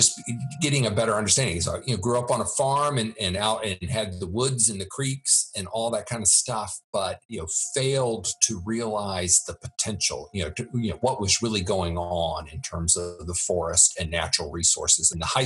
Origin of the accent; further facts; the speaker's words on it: Virginia, United States; I grew up in Virginia